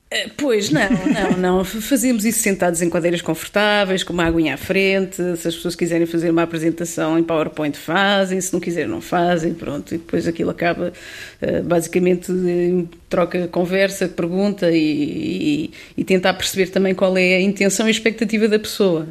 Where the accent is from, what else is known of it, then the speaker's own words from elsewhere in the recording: Pinhel, Centro, Portugal; moved away as an adult; now in Lisbon, Portugal; a minha terra natal é sem dúvida Pinhal